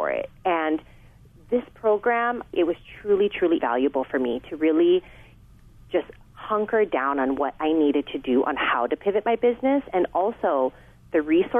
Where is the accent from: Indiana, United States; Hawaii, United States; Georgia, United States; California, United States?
Hawaii, United States; I'm a mom. I'm Hawaiian